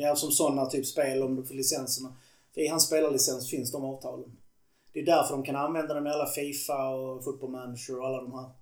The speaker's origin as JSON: {"language": "Swedish", "country": "Sweden", "said": "som svensk"}